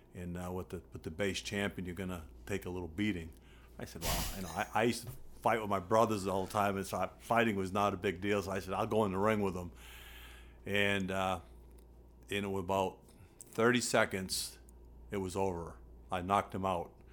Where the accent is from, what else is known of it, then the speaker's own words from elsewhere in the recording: Rumford, Maine, United States; I grew up in Rumford, Maine